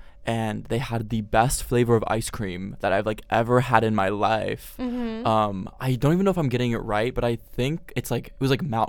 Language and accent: English; Pennsylvania, United States; when I was younger, I grew up in Pennsylvania.